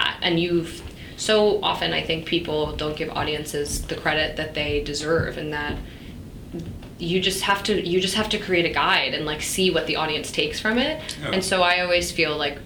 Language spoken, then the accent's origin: English; New York, United States; moved away as an adult; now in London, United Kingdom; I grew up in New York